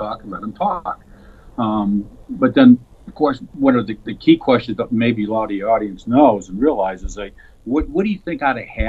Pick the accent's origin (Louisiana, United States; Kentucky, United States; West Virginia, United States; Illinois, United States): Illinois, United States; Chicago; I was born and raised on the south side of Chicago